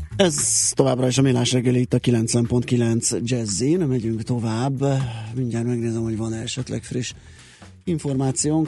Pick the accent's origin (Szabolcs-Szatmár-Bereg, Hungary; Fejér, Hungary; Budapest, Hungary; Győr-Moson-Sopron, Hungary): Budapest, Hungary; a Király utcában nőttem föl